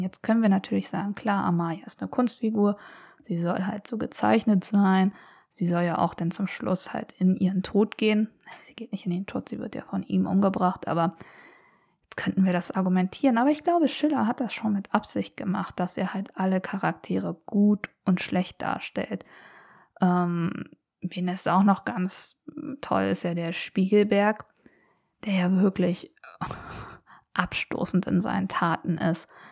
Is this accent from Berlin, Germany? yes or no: yes; Berlin, Germany; also ich bin in Berlin groß geworden